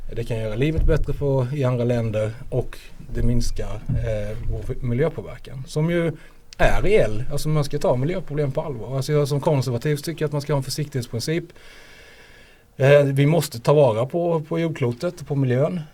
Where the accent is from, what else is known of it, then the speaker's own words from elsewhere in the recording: Småland, Sweden; now in Skåne, Sweden; det är hemma i Småland